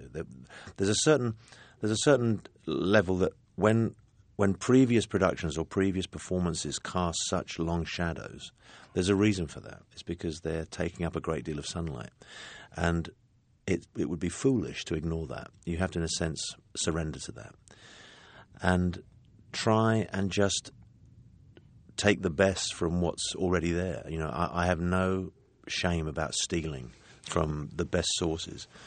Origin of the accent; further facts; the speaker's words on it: London, United Kingdom; I come from a working class family in London and I had a very good education and I know what kind of impact that has on my accent.